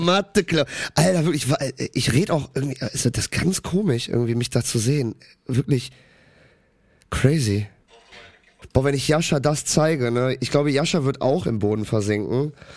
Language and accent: German; Cologne, North Rhine-Westphalia, Germany; ich bin in Köln geboren, in Köln aufgewachsen